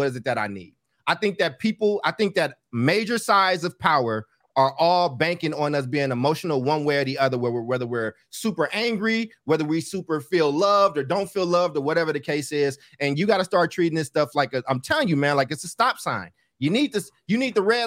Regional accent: California, United States; I'm from California where that shit gets more difficult.

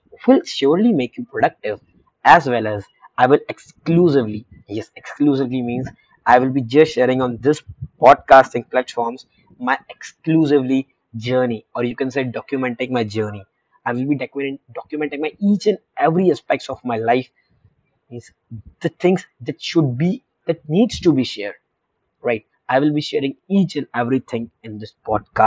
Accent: India; being a 17-year-old Indian teenager, being an Indian youth

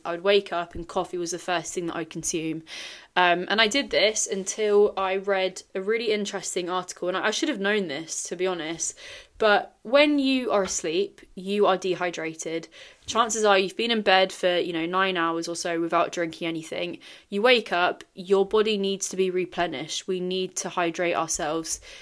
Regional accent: Singapore; I grew up in Singapore

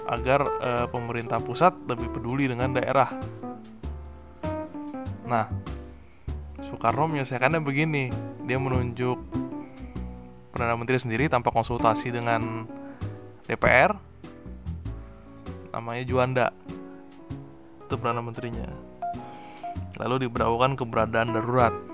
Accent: Jakarta, Indonesia; kalau saya sebagai orang Jakarta gitu ya kayak dengar kasus pencurian atau ledakan tabung gas setiap hari

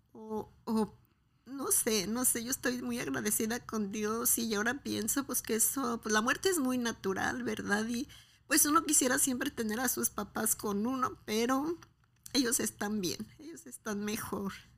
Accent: Guadalajara, Jalisco, Mexico; soy de Guadalajara

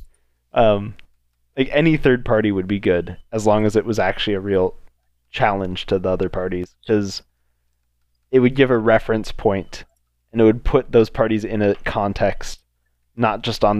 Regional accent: United States; as the American people

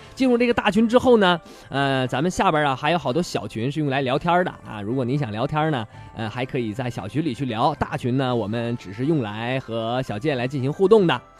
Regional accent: Shenyang, Liaoning, China; 我作为一个沈阳人

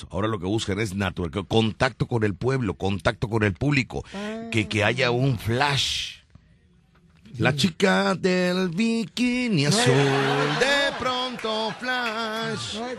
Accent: Veracruz, Mexico; born there; tengo 46 años de edad, nací en Veracruz, radico en Veracruz

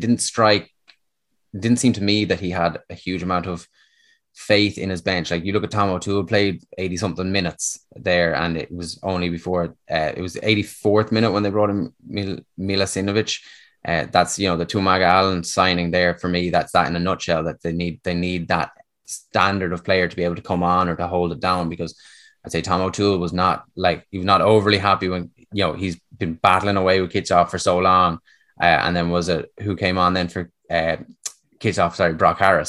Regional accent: Dublin, Leinster, Ireland; moved away as an adult; now in Connacht, Ireland; I was born and raised in South Dublin

